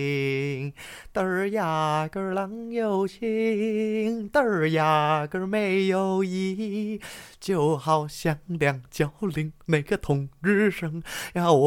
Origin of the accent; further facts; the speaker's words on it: Tainan, Taiwan; 我是我来自台南。